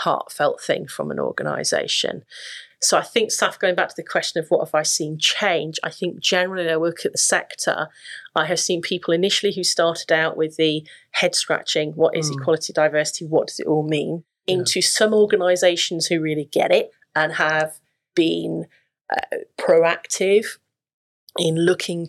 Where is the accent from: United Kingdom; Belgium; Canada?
United Kingdom; Yorkshire and the Humber; I grew up in West Yorkshire, which was a very diverse, very, very diverse community